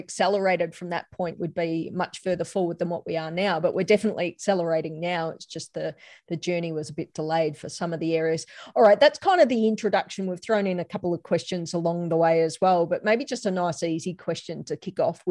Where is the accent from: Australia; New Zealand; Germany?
Australia; Melbourne, Victoria; I'm from Melbourne